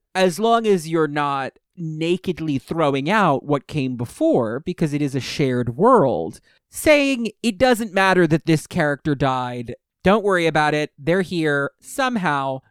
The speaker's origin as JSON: {"language": "English", "area": "Westchester", "region": "New York", "country": "United States", "tie": "born or raised there", "said": "I was growing up in Westchester"}